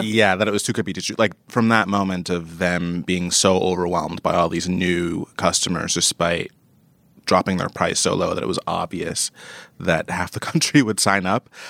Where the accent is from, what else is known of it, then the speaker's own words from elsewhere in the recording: New York, United States; as a New Yorker